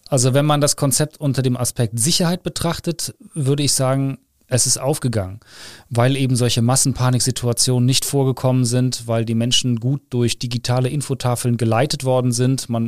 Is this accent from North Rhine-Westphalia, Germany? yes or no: yes; Cologne, North Rhine-Westphalia, Germany; Genau, ich bin Kölner